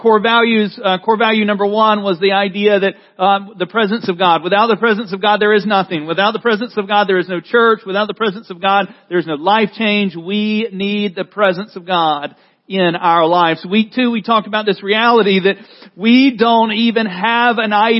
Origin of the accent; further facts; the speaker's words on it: the South, United States; I grew up in the South